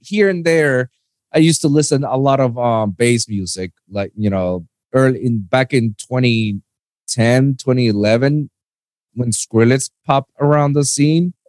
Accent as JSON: {"language": "English", "country": "Puerto Rico", "tie": "born or raised there", "moved": "as an adult", "lives_now": "South Florida, United States", "said": "I'm born and raised in, in Puerto Rico."}